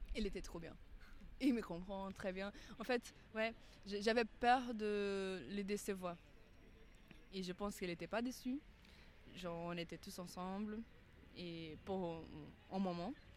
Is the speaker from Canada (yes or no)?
no; Amazonia, Brazil; French is a second language; moved away as an adult; now in Paris, France; là d'où je viens en Amazonie, on a plusieurs fêtes, euh, comme partout au Brésil